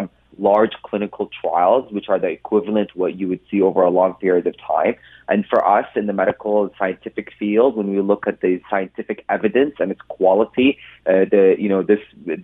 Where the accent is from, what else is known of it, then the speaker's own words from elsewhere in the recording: Canada; also born or lived in Ontario; us Canadians